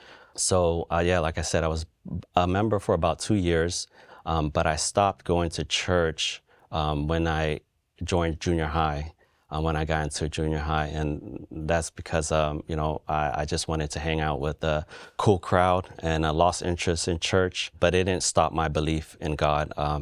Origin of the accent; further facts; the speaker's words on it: Cambodia; now in United States; I'm from Cambodia. My family came here to the U.S. in the early 80s due to the civil war there.